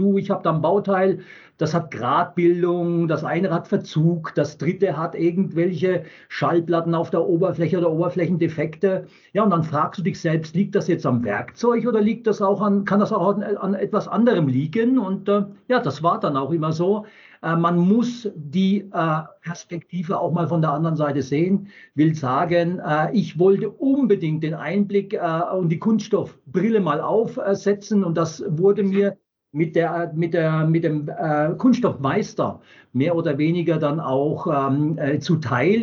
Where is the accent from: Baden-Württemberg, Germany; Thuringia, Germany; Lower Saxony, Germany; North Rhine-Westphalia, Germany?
Baden-Württemberg, Germany; Wertheim; geboren in Wertheim an der Tauber